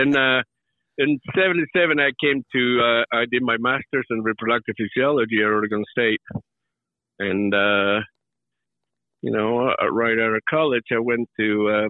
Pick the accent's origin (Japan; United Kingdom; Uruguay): Uruguay; now in United States; I grew up in Uruguay, in South America, just a small country right between Argentina and Brazil.